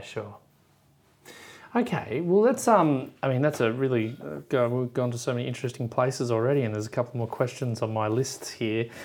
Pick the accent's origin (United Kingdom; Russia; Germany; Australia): Australia; as an Aussie